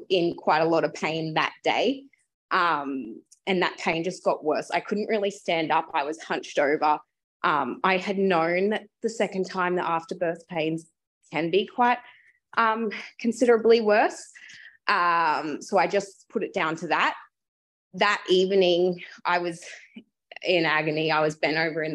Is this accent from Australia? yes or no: yes; Brisbane, Queensland, Australia; I am from Brisbane